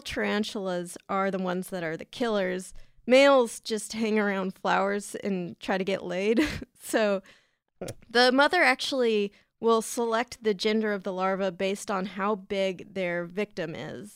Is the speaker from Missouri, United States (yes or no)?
no; San Diego, California, United States; San Diego, California, which is my hometown